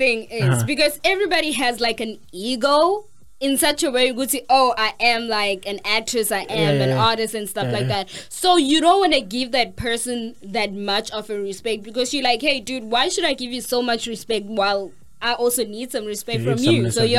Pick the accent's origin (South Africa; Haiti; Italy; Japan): South Africa; I'm an actress from South Africa